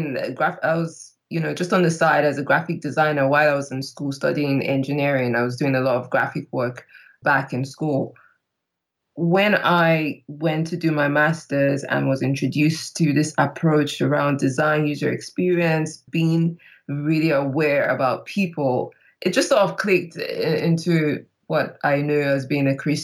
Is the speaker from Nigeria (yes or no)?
yes; Nigeria; moved away as an adult; now in London, United Kingdom; I am Nigerian, but based in London. I've been based out here for the past 8 years